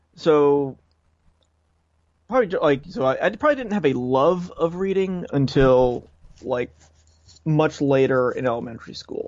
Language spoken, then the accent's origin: English; Coventry, Rhode Island, United States; now in Warwick, United States; I'm from Rhode Island. From Coventry, Rhode Island is where I grew up, and I now live in Warwick